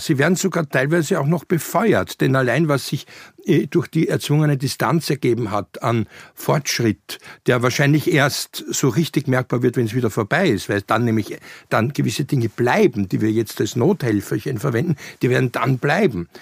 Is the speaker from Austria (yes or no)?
yes; Vienna, Austria; als du im Goldenen Kreuz in Wien gelegen bist und mit mir niederkamst äh, im August 69